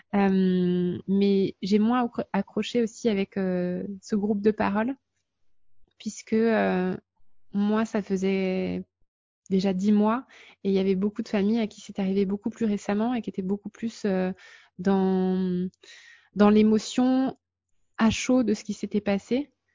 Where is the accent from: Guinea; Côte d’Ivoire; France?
France; now in Luxembourg; nous, en tant que Français